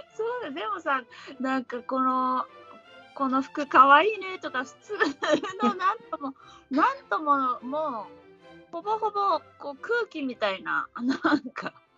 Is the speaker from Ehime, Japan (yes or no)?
yes; Ehime, Japan; born or raised there